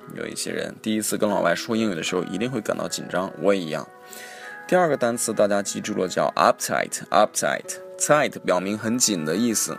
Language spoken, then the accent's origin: Chinese; China; 特别是我们中国人啊